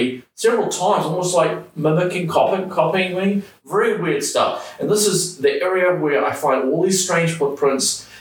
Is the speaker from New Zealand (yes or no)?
yes; New Zealand; moved away as an adult; I grew up here in New Zealand